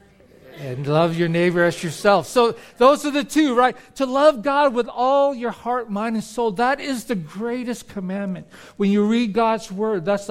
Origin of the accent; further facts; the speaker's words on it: California, United States; moved away as an adult; also born or lived in Philippines; now in Florida, United States; We grew up in California